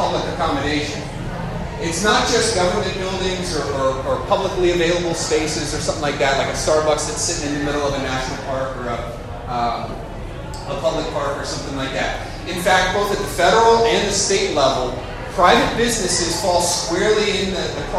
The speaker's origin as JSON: {"language": "English", "region": "North Carolina", "country": "United States", "said": "I'm from North Carolina"}